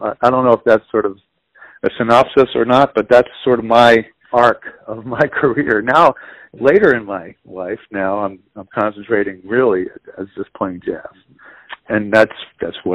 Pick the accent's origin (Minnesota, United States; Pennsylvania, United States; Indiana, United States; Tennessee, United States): Pennsylvania, United States; Philadelphia; in Philly, you know, growing up in Philly, you know, I started working gigs